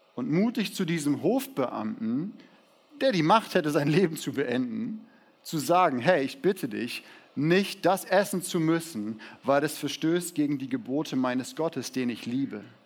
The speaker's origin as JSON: {"language": "German", "town": "Siegen", "region": "North Rhine-Westphalia", "country": "Germany", "tie": "born or raised there", "said": "Ich wurde in Siegen geboren"}